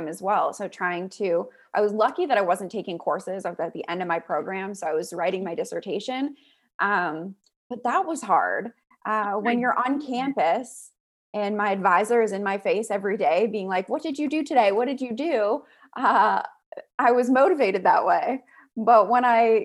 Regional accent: Pittsburgh, Pennsylvania, United States; moved away; also born or lived in Auburn; I was born in Pittsburgh as well

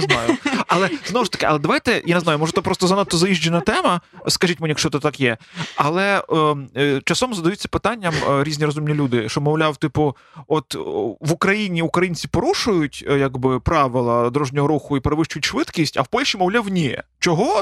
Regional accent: Galicia, Ukraine; ми якби галичани

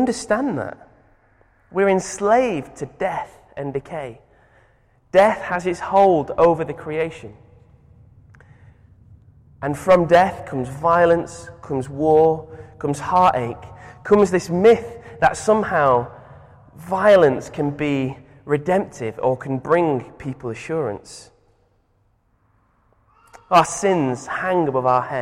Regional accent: Manchester, North West England, United Kingdom; I'm from Manchester, and my dad is a boxing referee.

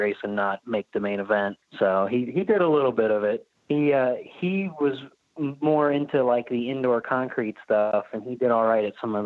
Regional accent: Cincinnati, Ohio, United States; I was born in Cincinnati, Ohio

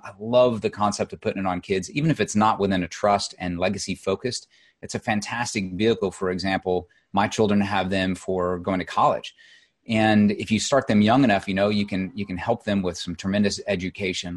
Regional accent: Southern Illinois, United States; moved away as an adult; I grew up in Illinois, um, Southern Illinois

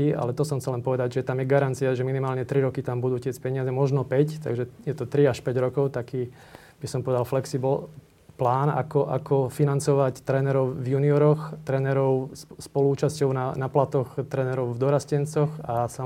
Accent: Slovakia; akí sme my Slováci

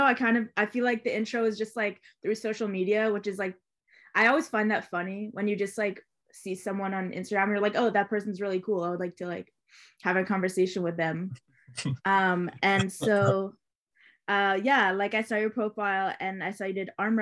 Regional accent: Montreal, Quebec, Canada; also born or lived in Victoria; Montreal born and raised

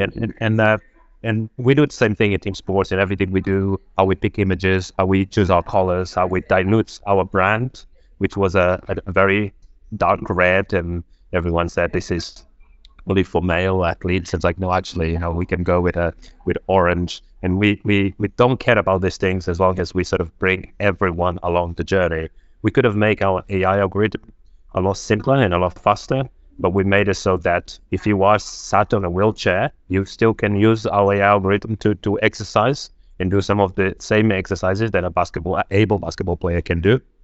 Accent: Angola; English is a second language; also born or lived in Portugal; now in United Kingdom; I was born in Angola, a civil war. I managed to escape civil war in Angola, um, And then I landed in Portugal

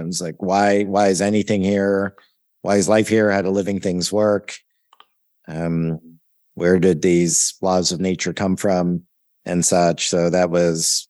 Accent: Ontario, Canada; also born or lived in Toronto / Oakville / Sarnia / London, Ontario; So I grew up in Ontario, Canada, born in Toronto and grew up in smaller cities west of there, Oakville, Ontario, Sarnia, Ontario, right on the border with Michigan, and then London, Ontario

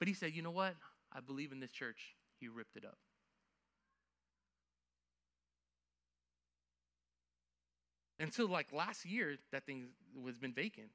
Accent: Lakeland, Florida, United States; also born or lived in New York; I grew up in Lakeland. I can tell you all day I was born in New York. But I'm from Lakeland, Florida

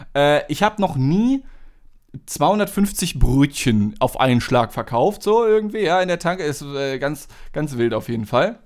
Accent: Germany; Als Deutscher

